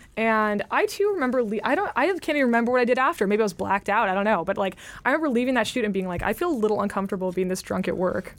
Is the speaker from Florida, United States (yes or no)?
no; California, United States; I'm from California